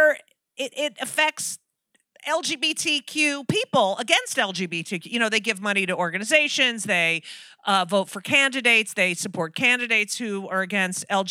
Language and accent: English; New Jersey, United States; I grew up in New Jersey